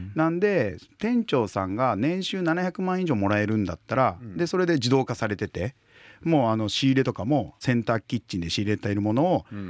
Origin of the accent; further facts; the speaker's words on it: Hiroshima, Japan; moved away as an adult; also born or lived in Tokyo; 僕はあの広島出身で東京に2000年に就職したんですよ